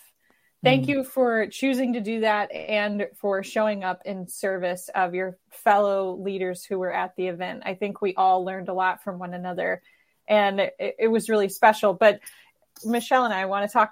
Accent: Madison, Wisconsin, United States; my hometown of Madison, Wisconsin

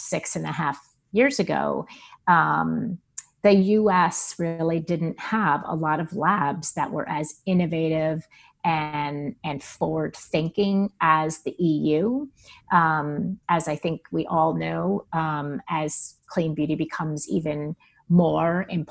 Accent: New York, United States; moved away; growing up in New York, in the 80s and 90s

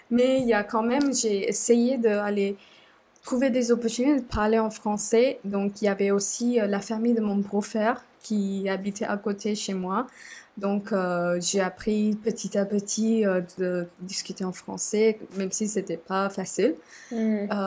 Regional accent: Sri Lanka; French is a second language; moved away as an adult; now in France; je viens du Sri Lanka, euh, j'ai 27 ans et depuis, euh, euh, je suis en France

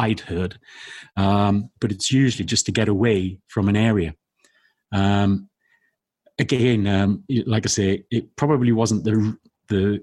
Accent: the Northeast, North East England, United Kingdom; I was born in the Northeast.

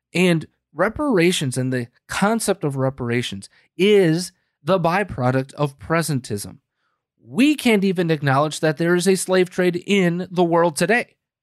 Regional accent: United States; we, as the American people

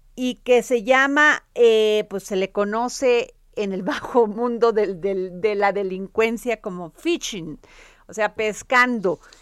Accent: Veracruz, Mexico; en mi pueblo Veracruz

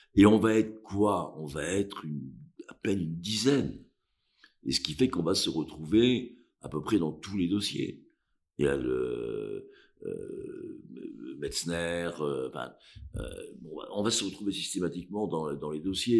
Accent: Cantal, Auvergne-Rhône-Alpes, France; moved away as an adult; now in Paris, France; Je suis du Cantal, je suis pas corse

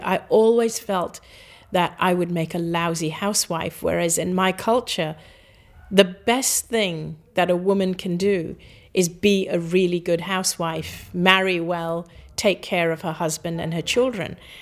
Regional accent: Hong Kong; also born or lived in Singapore; I grew up in Hong Kong

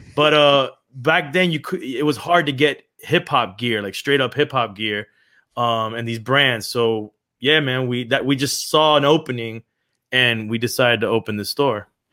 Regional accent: Miami, Florida, United States; also born or lived in Los Angeles; I was born in Los Angeles and raised in Miami from the eighties.

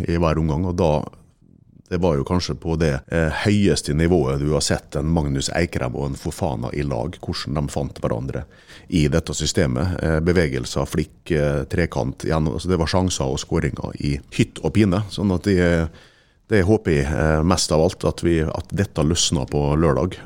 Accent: Ålesund, Møre og Romsdal, Norway; jeg er født i Ålesund

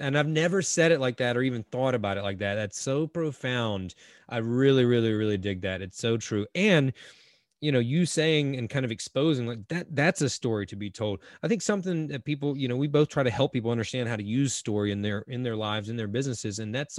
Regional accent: North Carolina, United States; I grew up Carolina on the East Coast, and North Carolina has beautiful beaches as well.

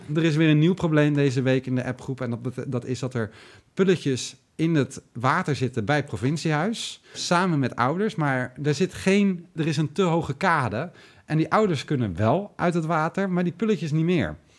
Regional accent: Lelystad, Flevoland, Netherlands; wij uit Lelystad komen

